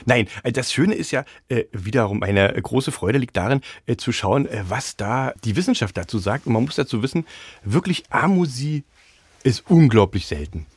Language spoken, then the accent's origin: German; Dessau, Saxony-Anhalt, Germany; accent: Saxony-Anhalt; moved away as an adult; also born or lived in Jena; now in Berlin, Germany; ich bin zwar in Jena geboren, aber ich habe meine ganze Jugend und Kindheit in Dessau verbracht